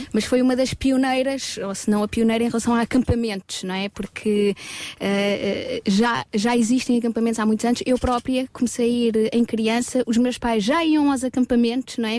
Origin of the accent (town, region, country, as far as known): Portugal